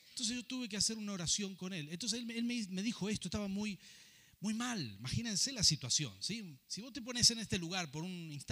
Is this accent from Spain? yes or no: no; Rafaela, Santa Fe, Argentina; also born or lived in Buenos Aires; now in Mendoza, Argentina; Yo he vivido muchas pruebas cuando llegué a vivir a Buenos Aires y salí de Rafaela para ir a, vivir allí y comencé un pastorado a los 24 años